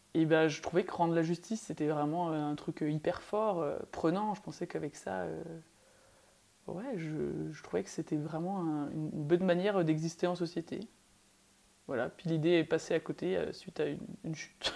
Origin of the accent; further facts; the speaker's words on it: Belfort, Bourgogne-Franche-Comté, France; moved away; j'ai grandi à Belfort